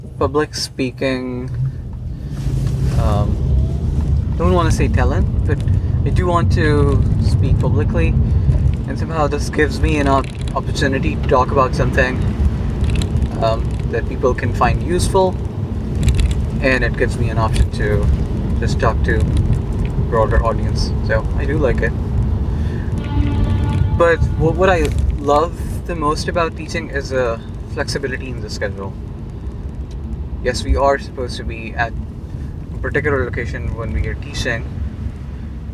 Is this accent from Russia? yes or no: no; Pakistan; moved away as an adult; now in United States; I'm from Pakistan